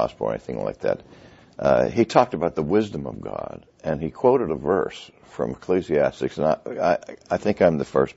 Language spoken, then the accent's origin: English; Pittsburgh, Pennsylvania, United States; also born or lived in Philadelphia / New England; I'm from Pittsburgh, Pennsylvania, the city of champions